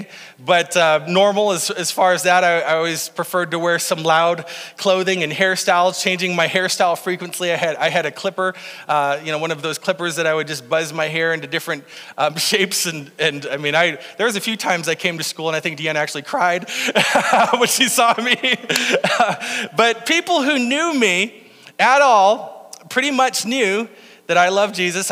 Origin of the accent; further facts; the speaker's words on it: Faulkton, South Dakota, United States; I grew up in Falkton, South Dakota